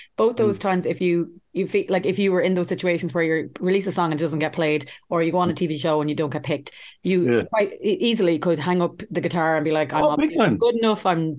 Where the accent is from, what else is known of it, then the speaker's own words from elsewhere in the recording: Ireland; We are Irish.